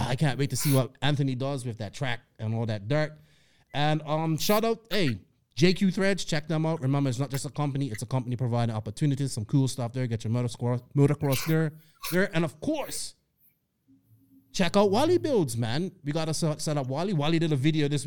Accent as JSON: {"language": "English", "country": "Bermuda", "accent": "Bermuda accent", "moved": "yes", "lives_now": "United States", "said": "I'm from Bermuda"}